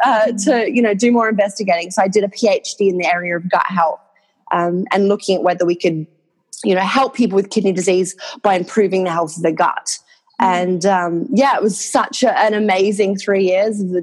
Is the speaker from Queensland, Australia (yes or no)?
yes; Cairns, Queensland, Australia; accent: Australian; moved away as an adult; now in London, United Kingdom; I'm from Queensland